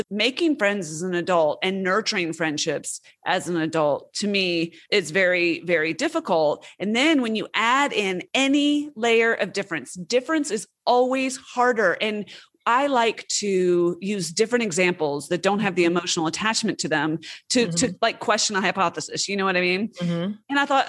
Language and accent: English; West Coast, United States; born there; also born or lived in southeastern United States; I was born on the West Coast, but I've spent most of my adult life, all of my adult life, on the East Coast.